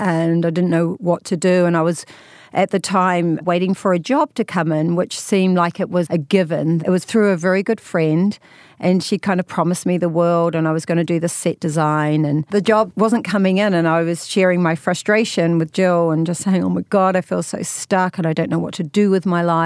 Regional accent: New Zealand; accent: New Zealand; moved away as an adult; also born or lived in London; now in Hollywood, United States; So you can tell by my accent, I'm from New Zealand. And I spent 20 years there and then another 23 years living in London.

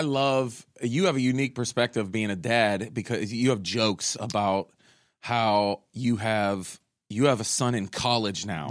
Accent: Pittsburgh, Pennsylvania, United States; we're both from Pittsburgh

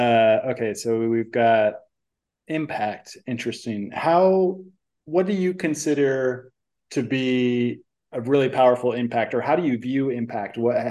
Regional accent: San Francisco Peninsula, California, United States; moved away as an adult; I come from San Francisco, and I come from the even more boring part of it, the peninsula. Born and raised on the boring peninsula

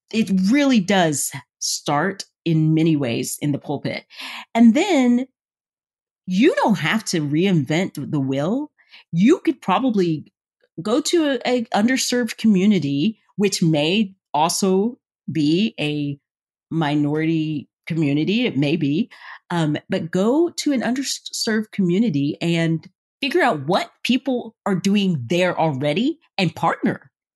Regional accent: the South, United States; I'm from the South.

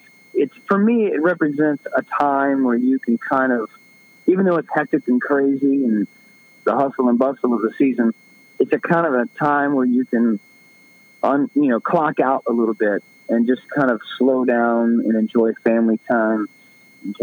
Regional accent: Florida, United States; I'm from Florida

